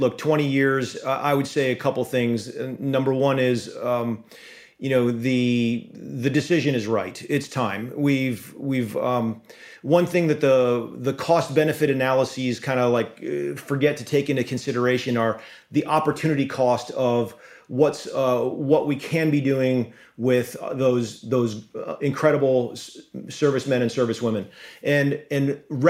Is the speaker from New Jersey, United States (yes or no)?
no; Rhode Island, United States; moved away as an adult; also born or lived in Virginia; now in Connecticut, United States; I grew up in Rhode Island. Lived in Virginia for the better part of two decades as a SEAL, and then work after the SEALs brought me to Connecticut.